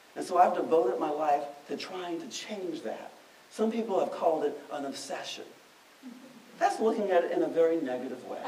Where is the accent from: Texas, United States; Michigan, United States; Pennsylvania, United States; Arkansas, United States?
Michigan, United States; Detroit; Growing up in Detroit, where no one I knew ever talked about a national park